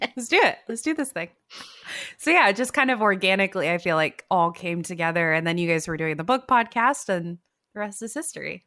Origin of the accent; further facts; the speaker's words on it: Davis, California, United States; I'm from Davis, and I have a P O box there still